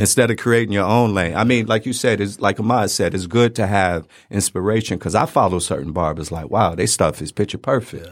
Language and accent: English; Detroit, Michigan, United States; also born or lived in Brooklyn, New York; I was born in Brooklyn, um, but we moved out here and I went to school out here, went to barber school out here. So, three one three seven, Ma